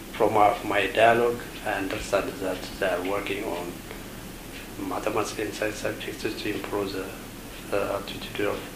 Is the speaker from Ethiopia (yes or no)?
yes; Ethiopia; I came from Ethiopia